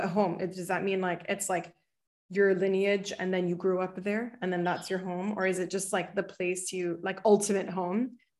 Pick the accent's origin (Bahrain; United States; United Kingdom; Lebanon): Bahrain; I grew up in Bahrain.